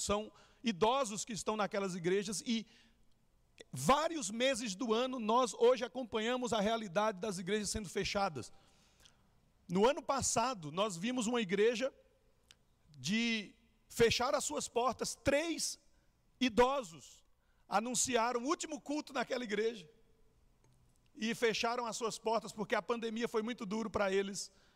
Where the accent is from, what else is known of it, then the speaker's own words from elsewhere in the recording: São Caetano do Sul, São Paulo, Brazil; moved away as an adult; also born or lived in Chile; eu sou natural de São Caetano do Sul